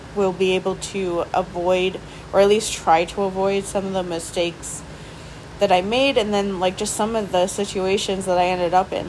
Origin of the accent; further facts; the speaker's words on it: near Milwaukee, Wisconsin, United States; now in Milwaukee, United States; close to my hometown, but mostly just because it was still close. It was still in like the general area where I grew up